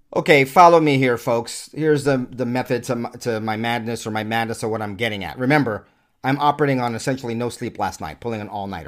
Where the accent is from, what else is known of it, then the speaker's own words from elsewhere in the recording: United States; I'm an American, an American consumer with a family and children